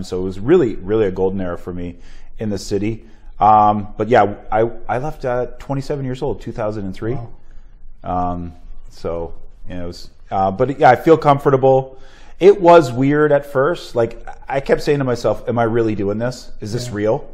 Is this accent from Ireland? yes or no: no; Sarnia, Ontario, Canada; born or raised there; moved away as an adult